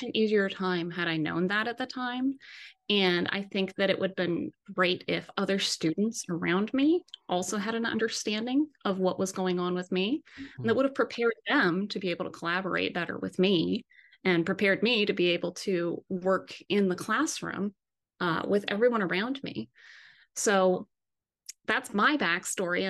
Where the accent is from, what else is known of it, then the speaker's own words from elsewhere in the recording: Jersey City, New Jersey, United States; I am actually a part of a community chorus here in my hometown of Jersey City